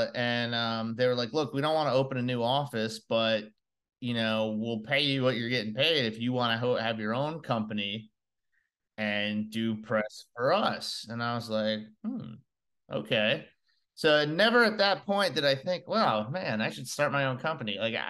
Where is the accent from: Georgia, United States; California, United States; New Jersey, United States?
New Jersey, United States; also born or lived in North Carolina; I'm originally from New Jersey, but I was down in North Carolina, and then I moved back up to take the job.